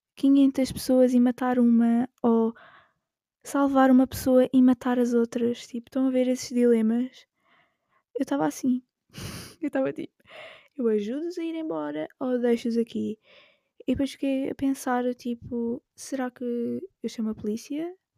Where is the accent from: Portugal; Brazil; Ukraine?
Portugal; Alentejo coast; moved away as an adult; now in Lisbon, Portugal; eu não sou de Lisboa, eu sou do litoral alentejano